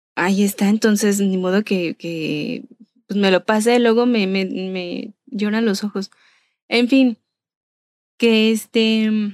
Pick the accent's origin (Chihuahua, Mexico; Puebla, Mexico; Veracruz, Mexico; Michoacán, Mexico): Michoacán, Mexico; Y yo soy originaria de Michoacán.